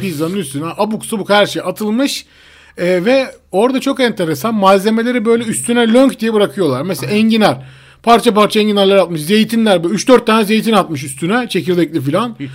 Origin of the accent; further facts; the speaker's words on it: Istanbul, Turkey; aslında İstanbul'da doğduk büyüdük ve buralıyız